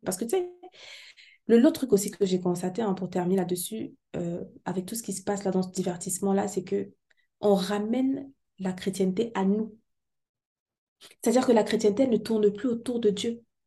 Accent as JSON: {"language": "French", "country": "Cameroon", "said": "chez moi au Cameroun"}